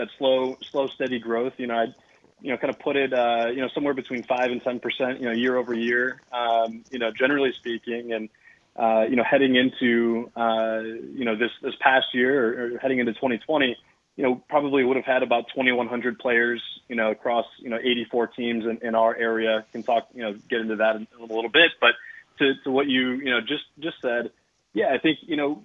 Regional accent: Milwaukee, Wisconsin, United States; I grew up in the North Shore of Milwaukee

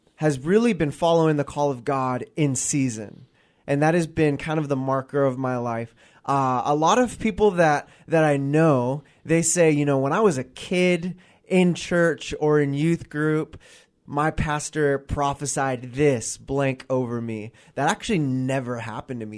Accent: Gig Harbor, Washington, United States; I grew up in Gig Harbor, Washington, so I, I'm a, I'm a resident of the Pacific Northwest. I've been here pretty much my, my entire

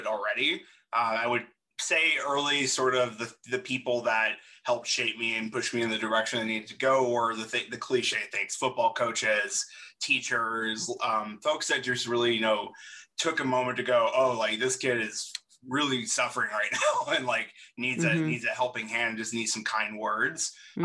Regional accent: Carrollton, Georgia, United States; moved away; I grew up 50, 60 minutes outside of Georgia, sorry, outside of Atlanta in a small town called Carrollton, which is basically right near the border of Alabama

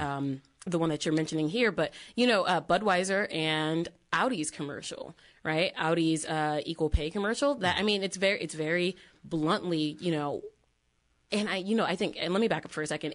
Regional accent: Connecticut, United States; we're from Connecticut

